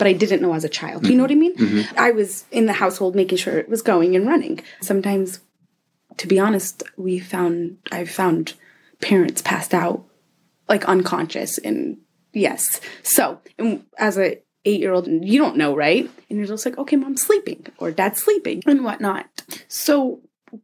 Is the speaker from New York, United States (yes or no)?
no; Anchorage, Alaska, United States; I was born and raised here in Alaska. I've been here my whole life. Grew up in Anchorage, mainly.